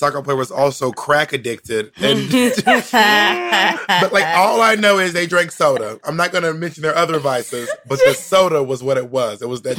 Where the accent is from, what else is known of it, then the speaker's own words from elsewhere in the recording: the South, United States; also born or lived in Phenix City, Alabama / Atlanta; Well, I grew up in the South, and we're so used to tornadoes.